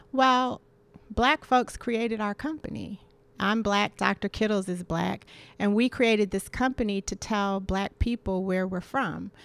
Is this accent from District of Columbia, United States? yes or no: yes; Washington, District of Columbia, United States; I grew up in Washington, D C in the seventies